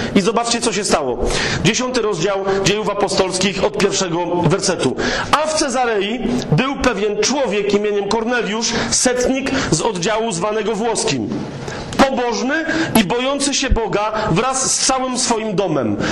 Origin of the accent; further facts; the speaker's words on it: Kraków, Lesser Poland, Poland; ja jestem z Krakowa